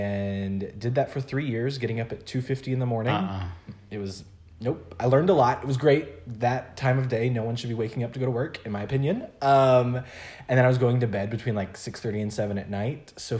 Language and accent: English; Memphis, Tennessee, United States; moved away as an adult; also born or lived in Arkansas; I'm from Memphis, Tennessee. I went to school in a really small town in Arkansas for those 4 years. And then Jackson's just an hour north of Memphis. So I had stayed within like 3 hours of home my whole life.